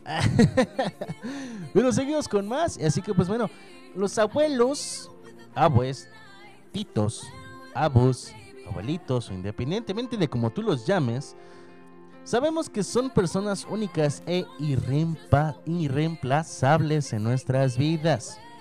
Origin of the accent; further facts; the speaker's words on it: Mexico; Nosotros aquí en México